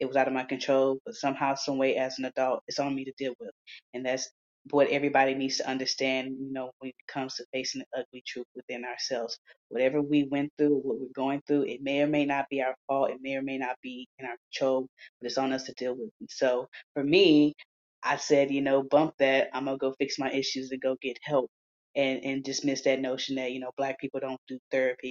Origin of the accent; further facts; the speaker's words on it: Houston, Texas, United States; the state of Texas, which is where I'm from Houston